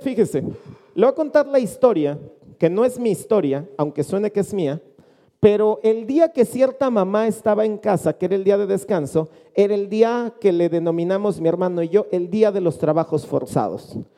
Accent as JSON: {"language": "Spanish", "country": "Mexico", "said": "Nosotros habitualmente como mexicanos"}